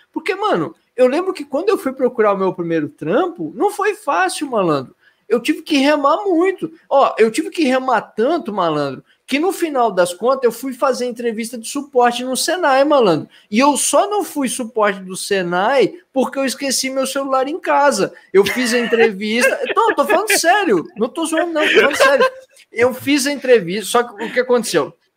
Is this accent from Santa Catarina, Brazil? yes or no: yes; Blumenau, Santa Catarina, Brazil; sou de Blumenau também